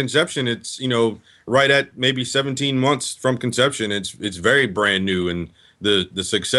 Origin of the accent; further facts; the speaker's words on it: Richmond, Virginia, United States; Yeah, we're from Richmond, Virginia.